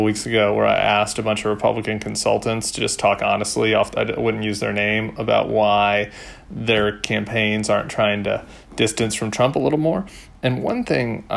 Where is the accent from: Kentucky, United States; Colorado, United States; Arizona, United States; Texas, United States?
Colorado, United States; Denver; also born or lived in St. Louis, Missouri; but I grew up in Denver